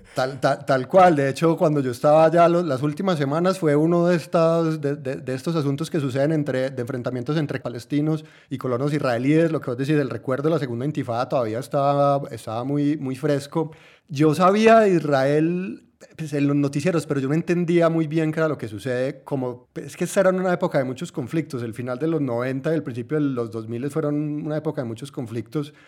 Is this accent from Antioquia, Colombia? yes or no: yes; Antioquia, Colombia; yo soy de Colombia, yo soy de Antioquia